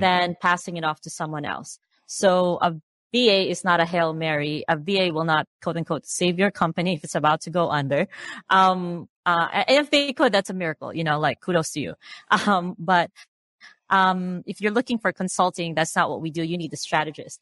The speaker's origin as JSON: {"language": "English", "country": "Philippines", "tie": "born or raised there", "said": "I grew up in the Philippines. I'm Filipina."}